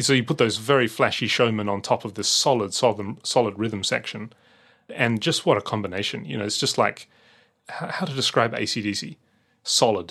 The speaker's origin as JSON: {"language": "English", "town": "Adelaide", "region": "South Australia", "country": "Australia", "tie": "born or raised there", "moved": "yes", "said": "growing up in Australia"}